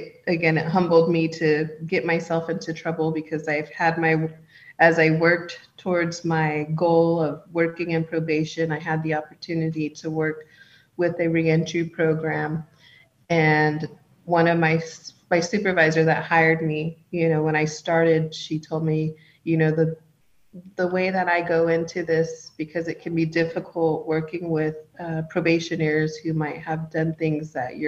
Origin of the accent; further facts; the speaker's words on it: Round Valley Indian Reservation, California, United States; I'm from the Round Valley Indian Reservation